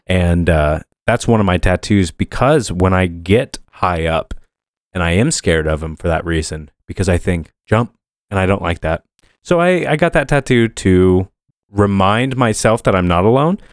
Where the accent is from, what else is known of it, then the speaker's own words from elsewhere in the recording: Muncie, Indiana, United States; I was born in Muncie, Indiana.